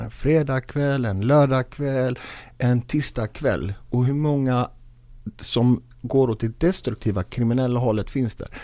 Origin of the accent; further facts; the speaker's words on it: Gothenburg, Västra Götaland, Sweden; Jag är själv uppvuxen i Biskopsgården, finaste området.